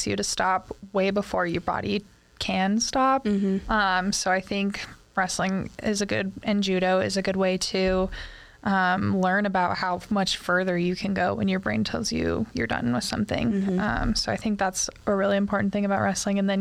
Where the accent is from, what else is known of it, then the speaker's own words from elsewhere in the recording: United States; also born or lived in Winnipeg, Canada; I was a recruit from the States